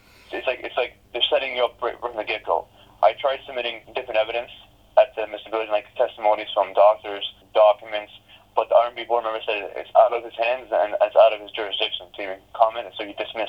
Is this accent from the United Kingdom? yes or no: no; Ottawa, Ontario, Canada; I was born in Ottawa Grace Hospital.